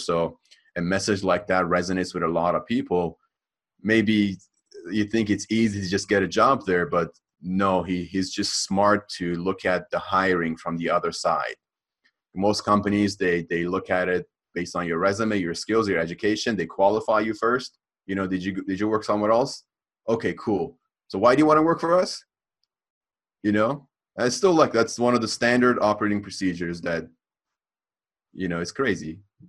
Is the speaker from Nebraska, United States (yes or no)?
no; Los Angeles, California, United States; I like growing up in the Hollywood Hills.